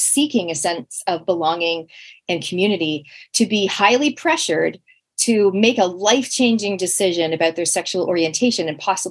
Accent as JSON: {"language": "English", "country": "Canada", "moved": "yes", "lives_now": "New Zealand", "said": "I am from Canada originally"}